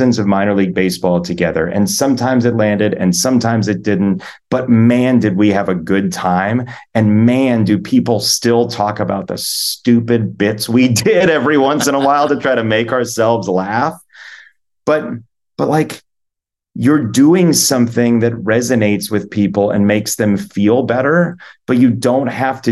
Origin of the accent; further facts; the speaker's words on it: Midwest, United States; I grew up in the Midwest